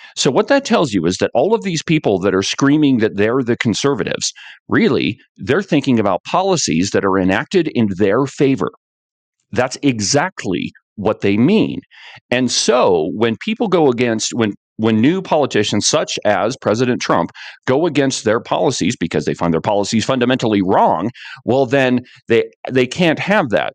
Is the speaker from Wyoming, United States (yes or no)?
yes; Buffalo, Wyoming, United States; I'm from Buffalo, Wyoming